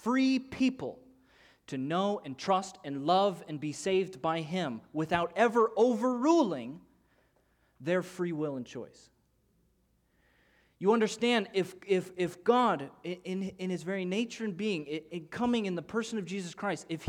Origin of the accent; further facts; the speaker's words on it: Illinois, United States; moved away; I'm from Illinois